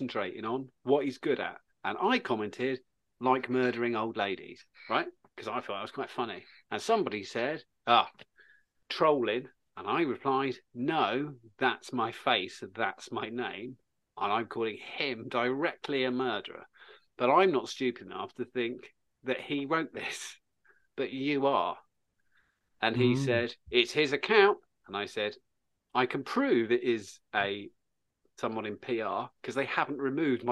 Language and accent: English; Suffolk, East of England, United Kingdom; born or raised there